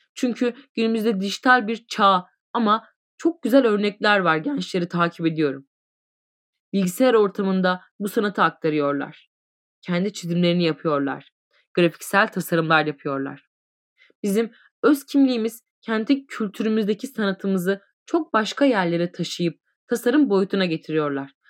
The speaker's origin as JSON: {"language": "Turkish", "region": "Niğde", "country": "Turkey", "tie": "born or raised there", "also_born_or_lived": "Kayseri", "moved": "yes", "lives_now": "Isparta, Turkey", "said": "1975 Niğde doğumluyum"}